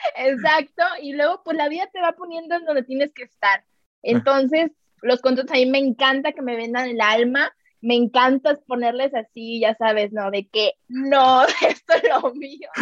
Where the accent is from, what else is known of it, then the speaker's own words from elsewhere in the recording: Tampico, Tamaulipas, Mexico; moved away as an adult; now in Mexico City, Mexico; Yo soy de Tampico, Tamaulipas, me vine hace dos años a México.